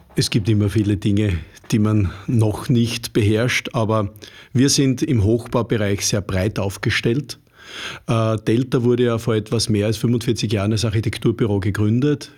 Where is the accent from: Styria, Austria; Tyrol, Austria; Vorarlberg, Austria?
Styria, Austria; Upper; moved away as an adult; also born or lived in Upper Austria; now in Vienna, Austria; Ich selber bin Steirer, Obersteirer